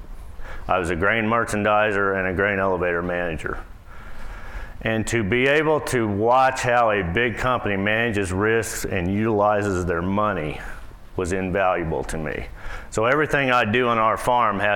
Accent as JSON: {"language": "English", "town": "Boonville", "region": "Missouri", "country": "United States", "said": "I'm from Boonville, Missouri"}